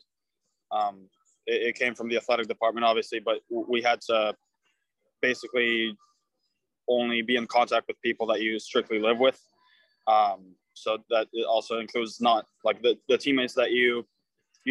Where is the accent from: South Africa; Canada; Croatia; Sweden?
Croatia; now in United States; Croatia, my home country